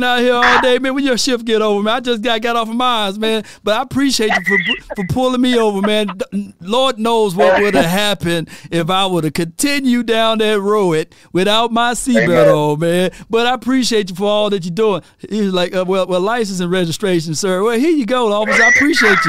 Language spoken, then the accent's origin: English; Mississippi, United States; I'm from Mississippi